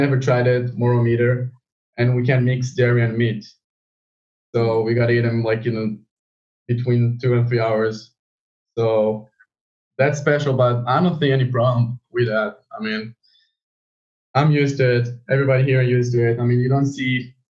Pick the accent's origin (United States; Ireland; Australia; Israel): Israel; my hometown